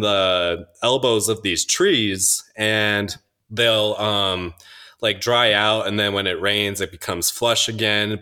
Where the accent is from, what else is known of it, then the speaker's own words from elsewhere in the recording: Minnesota, United States; moved away; I'm from Minnesota